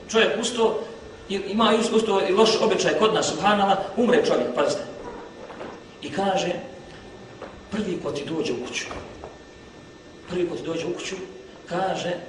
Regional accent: Bosnia & Herzegovina; kod nas u Bosni

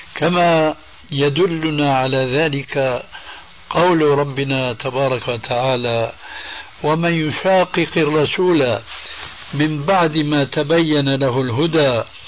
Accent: Syria; عندنا في سوريا

